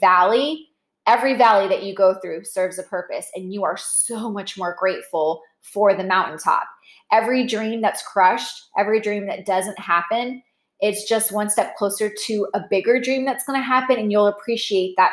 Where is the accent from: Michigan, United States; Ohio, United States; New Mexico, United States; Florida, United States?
Florida, United States; Orlando